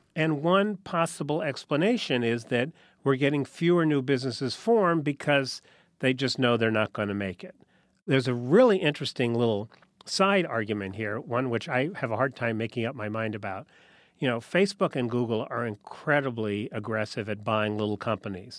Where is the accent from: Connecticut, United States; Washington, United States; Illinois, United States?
Connecticut, United States; New Haven; I grew up in New Haven, Connecticut.